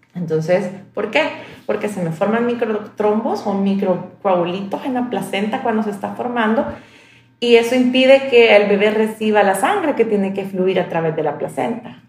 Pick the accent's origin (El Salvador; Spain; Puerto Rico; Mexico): El Salvador; Como salvadoreña